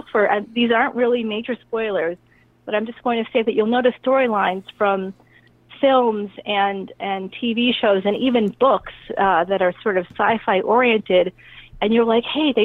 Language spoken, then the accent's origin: English; Boston, Massachusetts, United States; I grew up in Boston, like Greater Boston.